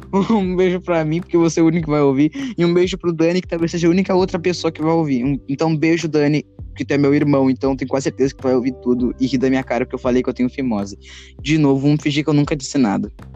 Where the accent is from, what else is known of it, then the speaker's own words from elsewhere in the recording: Rio Grande do Sul, Brazil; Eu sou gaúcho, eu sou do frio